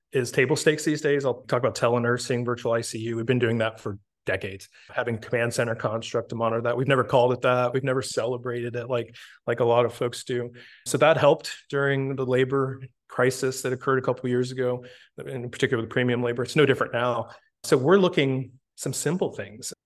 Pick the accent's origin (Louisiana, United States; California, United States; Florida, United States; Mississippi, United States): Florida, United States; Tampa; moved away as an adult; also born or lived in Naples, Florida; Born and raised in Tampa